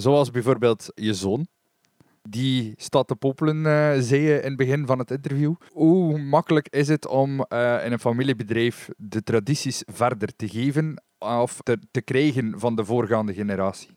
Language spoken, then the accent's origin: Dutch; West Flanders, Belgium; bij ons in West-Vlaanderen